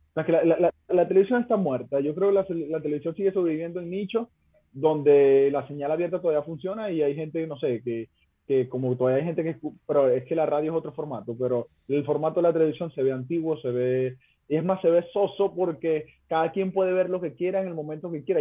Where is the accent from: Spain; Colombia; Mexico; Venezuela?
Venezuela; Mene Grande, Zulia; moved away as an adult; now in Chile; en Menegrande se habla así, que es mi pueblito